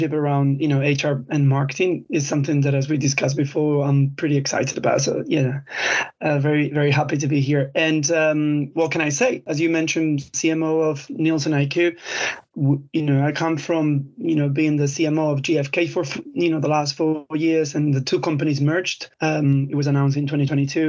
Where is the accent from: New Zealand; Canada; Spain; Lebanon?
Spain; English is a second language; moved away as an adult; now in United Kingdom; I'm Spanish, but I've been in the UK now 17 years